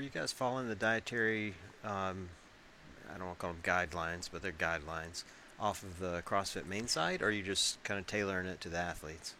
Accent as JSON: {"language": "English", "town": "Tupelo", "region": "Mississippi", "country": "United States", "tie": "born or raised there", "moved": "yes", "said": "this is my hometown. Uh, grew up, born and raised in Tupelo, Mississippi."}